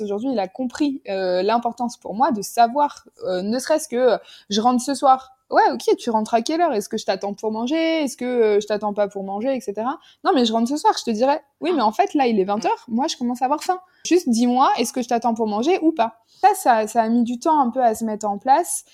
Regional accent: France; moved away as an adult; now in Jordan; je suis française

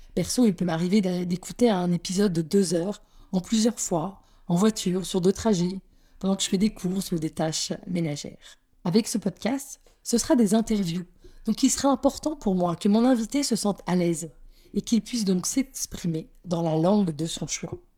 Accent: Paris, Île-de-France, France; moved away as an adult; now in Antwerp, Belgium; je suis française, née à Paris

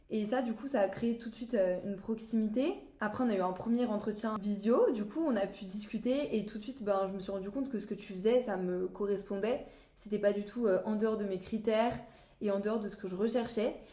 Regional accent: Saint-Malo, Brittany, France; de Saint-Malo, j'ai passé mon bac général là-bas.

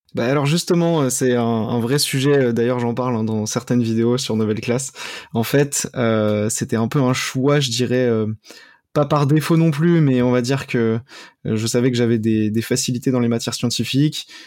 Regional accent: Cergy-Pontoise, Île-de-France, France; also born or lived in Paris; j'ai grandi euh, dans le Val d'Oise, à Cergy-Pontoise

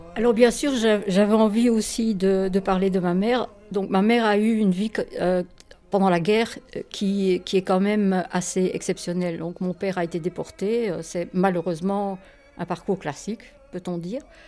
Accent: Poland; quand j'étais enfant, parce que dans la Pologne communiste, à mon avis, mes parents ne me faisaient pas tellement écouter de, de musique juive

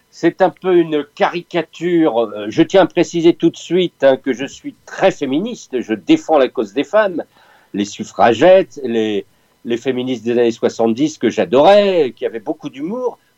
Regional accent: Picardy, Hauts-de-France, France; Je suis Picard, mais je me soigne.

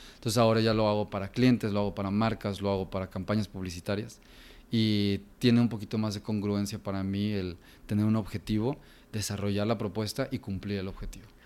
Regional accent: Guadalajara, Jalisco, Mexico; Yo crecí aquí en Guadalajara toda mi vida.

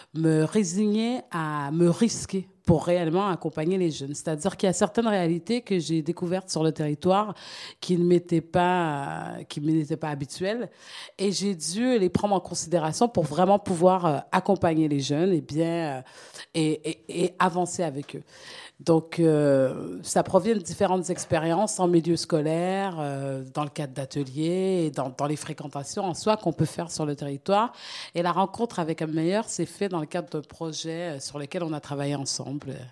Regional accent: Canada; moved away as an adult; now in French Guiana; j'ai grandi au Canada

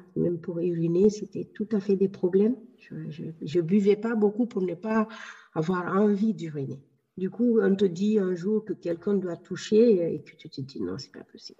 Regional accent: Guinea; moved away as an adult; now in France; j'ai quitté la Guinée, je me suis installée en France

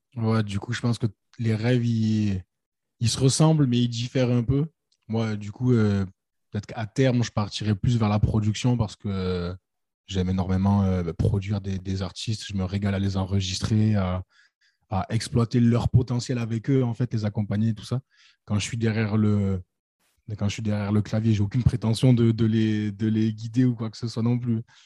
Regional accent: Nîmes, Occitania, France; nous, on vient de Nîmes

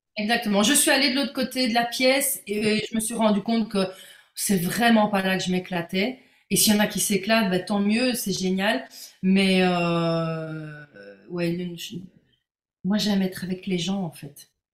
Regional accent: Belgium; pour une belge

